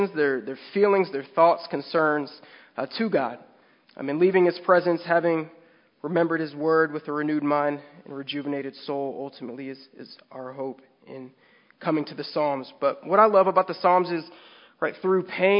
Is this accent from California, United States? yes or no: yes; San Diego, California, United States; we're from San Diego